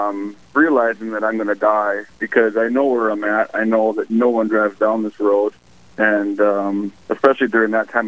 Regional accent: Park River, North Dakota, United States; my hometown of Park River, which is in North Dakota

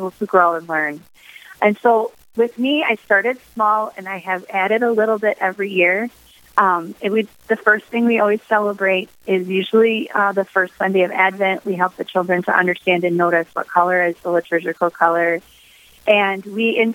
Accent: Michigan, United States; moved away as an adult; now in South Dakota, United States; I grew up in Michigan where you could get a tree without any issues

